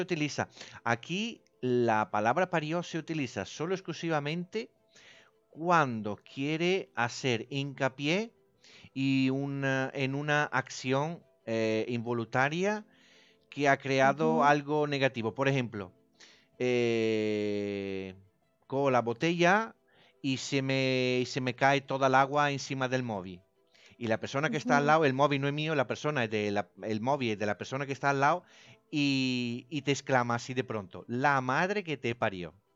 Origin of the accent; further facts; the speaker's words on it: Italy; accent: Italian; Spanish is a second language; now in Spain; El acento mío es distinto, se nota que soy italiano